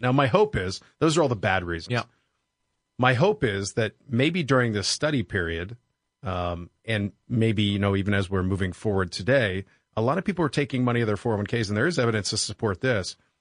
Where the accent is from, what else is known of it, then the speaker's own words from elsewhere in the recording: Pittsburgh, Pennsylvania, United States; I grew up in Pittsburgh, Pennsylvania